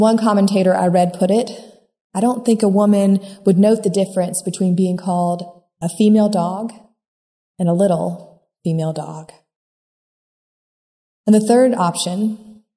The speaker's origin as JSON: {"language": "English", "country": "United States", "said": "can be hard for Americans to hide our Americanness"}